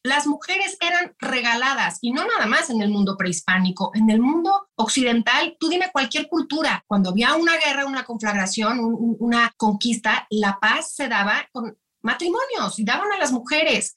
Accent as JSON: {"language": "Spanish", "country": "Mexico", "said": "lo que somos los mexicanos"}